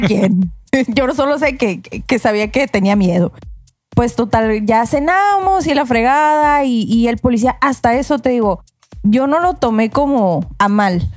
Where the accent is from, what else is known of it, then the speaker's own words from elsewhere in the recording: Mexico; como buen mexicano